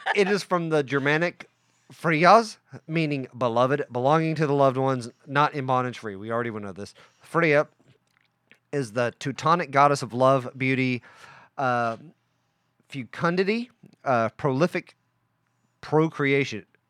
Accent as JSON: {"language": "English", "town": "Welch", "country": "United States", "tie": "born or raised there", "said": "I grew up in a town called Welch"}